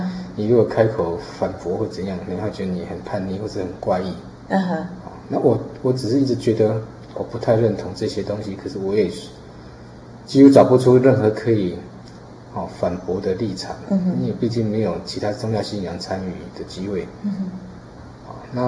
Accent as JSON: {"language": "Chinese", "country": "Taiwan", "tie": "born or raised there", "said": "因为我在四号公园长大哈。"}